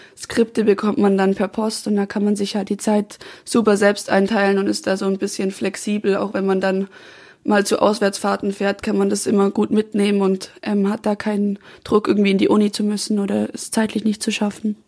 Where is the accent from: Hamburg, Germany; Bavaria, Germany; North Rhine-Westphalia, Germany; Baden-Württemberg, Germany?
Baden-Württemberg, Germany; Swabia, Lake Constance; also born or lived in Freiburg; now in Munich, Germany; ich komme ja eigentlich aus dem Schwabenland